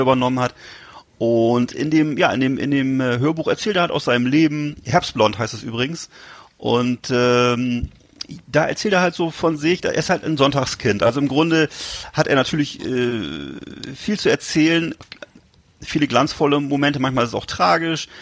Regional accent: Germany; Ich war natürlich als Deutscher

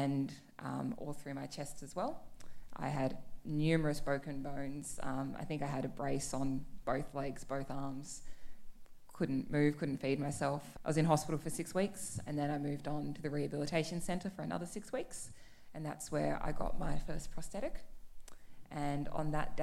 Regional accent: Canberra, Australian Capital Territory, Australia; moved away as an adult; also born or lived in Melbourne; I grew up in Canberra

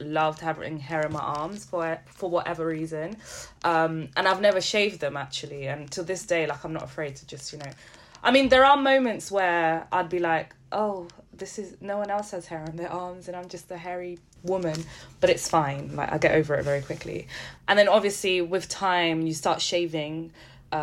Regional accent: Setúbal, Portugal; I was born in Garcia da Horta, which is the hospital in Setúbal

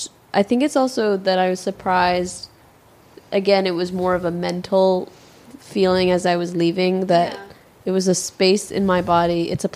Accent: Chicago, Illinois, United States; moved away as an adult; also born or lived in New Haven, Connecticut; my parents are immigrants from Pakistan. And my siblings and I, we're born and raised in Chicago. We were all born here. And I lived in Chicago up until I was 18. I went away to school.

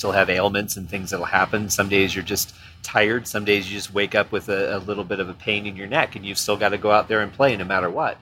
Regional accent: Michigan, United States; moved away; I'm from Michigan

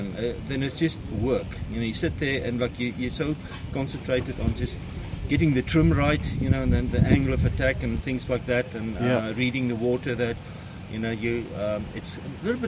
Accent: Germany; we're from Germany

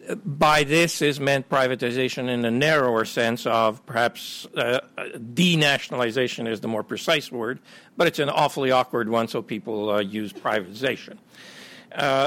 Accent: Canada; also born or lived in Ukraine / United States; I grew up in Canada and worked in the U.S. and Canada

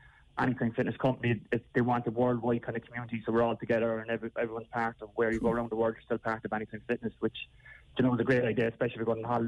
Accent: Cork, Munster, Ireland; in Cork when it's my hometown as well

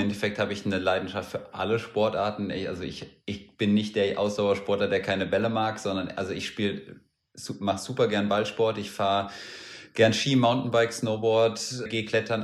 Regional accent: Hesse, Germany; Ich bin ja in Hessen aufgewachsen

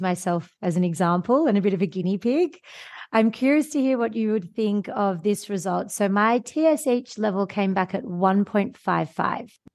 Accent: Sydney, New South Wales, Australia; moved away; also born or lived in Northern Hemisphere; I live in the Northern Hemisphere now and I'm from Australia, so vitamin D was never something I had to think about coming from Sydney, Australia

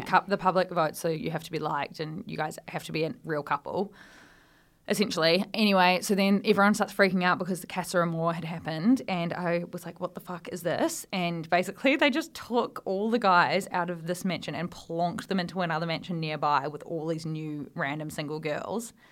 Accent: Australia; moved away as an adult; now in United Kingdom; we sort of miss out on in Australia

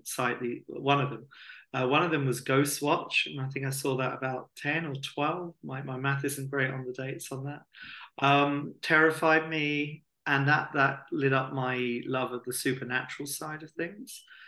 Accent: Hastings, South East England, United Kingdom; we're both from Hastings and we both went to Bexhill College as well.

